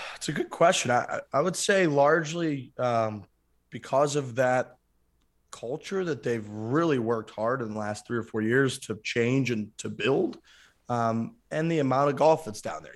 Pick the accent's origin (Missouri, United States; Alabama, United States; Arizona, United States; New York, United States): Missouri, United States; St. Louis; I grew up in the Saint Louis area